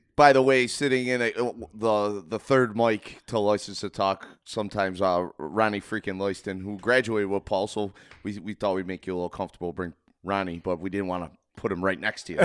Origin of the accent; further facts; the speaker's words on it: United States; I was born in America.